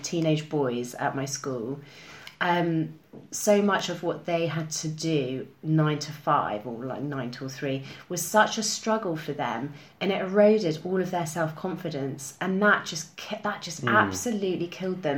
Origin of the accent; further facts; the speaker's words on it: Cambridge, East of England, United Kingdom; moved away as an adult; now in London, United Kingdom; I'm from Cambridge. Mm. Yeah, just south of Cambridge. Nice little village.